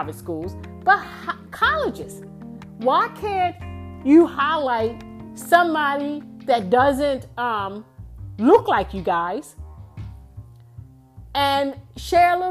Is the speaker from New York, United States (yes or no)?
no; Baltimore, Maryland, United States; moved away as an adult; also born or lived in Houston, Texas; I grew up in Baltimore City.